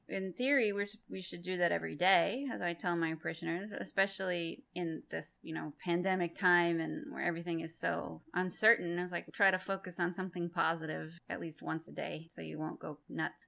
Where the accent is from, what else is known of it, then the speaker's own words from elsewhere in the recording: Massachusetts, United States; moved away; I'm from Massachusetts originally